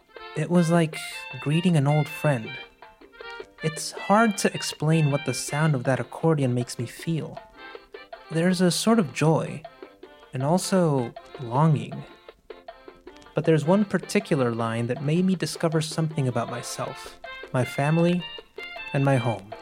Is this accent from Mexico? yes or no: yes; Monterrey, Nuevo León, Mexico; now in New York, United States; I'm from Monterrey, in northeastern Mexico, and several years ago, life led me across the border to New York. But destiny has now brought me back to visit my hometown.